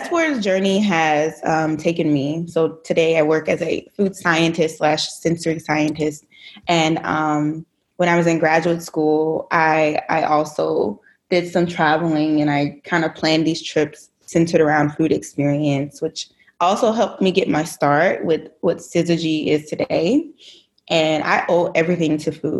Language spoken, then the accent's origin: English; Dayton, Ohio, United States; now in Grand Rapids, United States; I am originally from Dayton, Ohio. I currently reside in Grand Rapids, Michigan